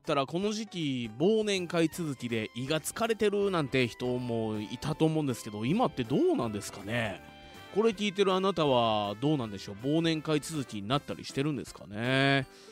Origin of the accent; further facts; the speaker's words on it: Fuji, Shizuoka, Japan; 生まれも育ちも静岡県富士市